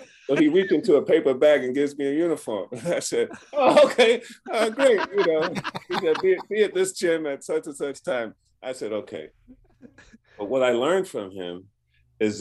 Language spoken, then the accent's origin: English; New York City, New York, United States; I grew up in the projects. I grew up in Brooklyn, there were seven of us